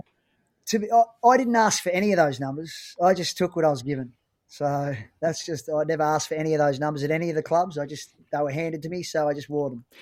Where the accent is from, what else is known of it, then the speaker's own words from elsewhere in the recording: Chiltern, Victoria, Australia; I was playing local footy, um, at my hometown of Chiltern, um, which was up near Aubrey Wodonga